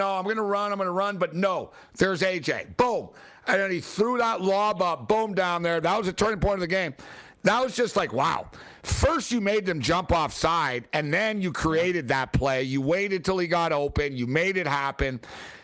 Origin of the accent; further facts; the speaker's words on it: East Coast, United States; now in West Coast, United States; I grew up on the East Coast, 10 feet of snow